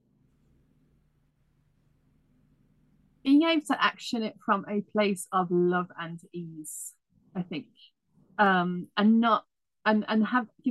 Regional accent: United Kingdom; moved away; I'm British originally

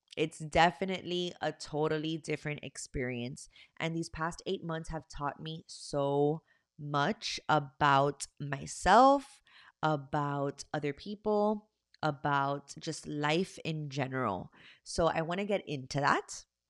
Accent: Miami, Florida, United States; I am from Miami, Florida.

